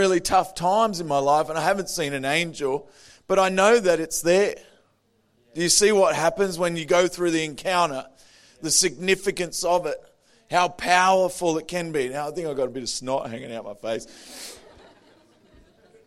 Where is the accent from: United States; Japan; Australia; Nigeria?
Australia; Adelaide, South Australia; I'm from Adelaide. I was born in Adelaide.